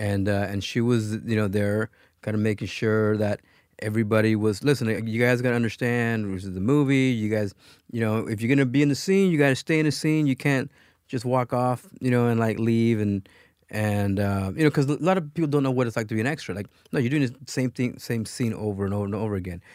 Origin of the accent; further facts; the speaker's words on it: Los Angeles, California, United States; also born or lived in Michoacán, Mexico; I was born in Michoacán, um, but my parents immigrated, uh, to the U S when I was a year old. So I pretty much grew up in Pacoima, California